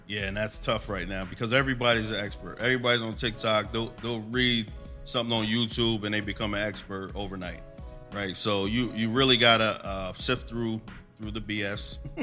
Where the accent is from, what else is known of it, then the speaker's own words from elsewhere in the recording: Allentown, Pennsylvania, United States; I come from Allentown, this, you know, born and raised.